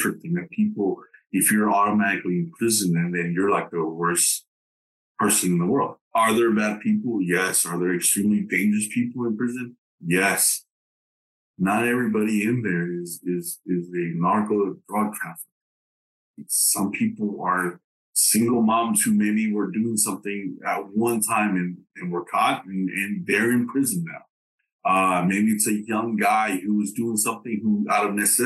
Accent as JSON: {"language": "English", "town": "Dallas", "region": "Texas", "country": "United States", "tie": "born or raised there", "also_born_or_lived": "Tegucigalpa, Honduras", "first_language": "English", "moved": "as an adult", "lives_now": "Honduras", "said": "I was born in Tegucigalpa a long time ago. I'm 42 years of age. And I grew up in Dallas. I grew up in Dallas, Texas"}